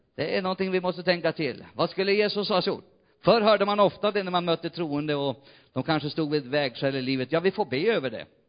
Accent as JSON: {"language": "Swedish", "area": "near Umeå", "region": "Västerbotten County", "country": "Sweden", "tie": "born or raised there", "also_born_or_lived": "Jämtland", "moved": "yes", "said": "Umeå, nästan mina hemtrakter"}